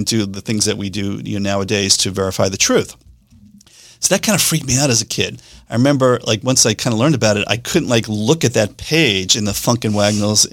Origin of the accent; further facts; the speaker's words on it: New York City, New York, United States; accent: Staten Island; moved away; I grew up in New York City. Most of the time I grew up was in Staten Island